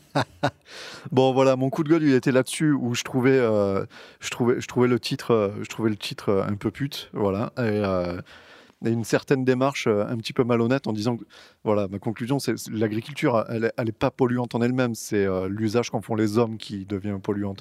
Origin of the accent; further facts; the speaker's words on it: Côtes du Rhône, Rhône Valley, France; nous, on est des Côtes-du-Rhône